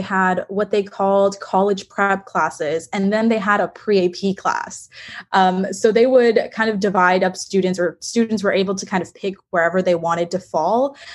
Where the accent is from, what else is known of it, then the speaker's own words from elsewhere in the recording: Texas, United States; I'm from Texas